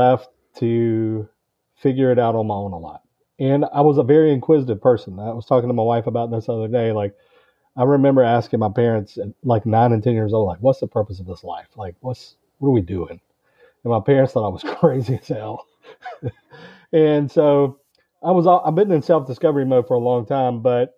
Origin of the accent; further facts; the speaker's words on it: Georgia, United States; I'm from Georgia in the United States